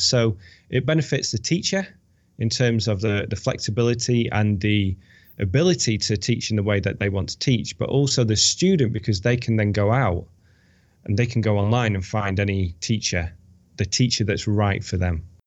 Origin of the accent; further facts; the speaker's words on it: United Kingdom; moved away as an adult; also born or lived in Bilbao, Spain / Valencia, Spain; now in United States; I'm British.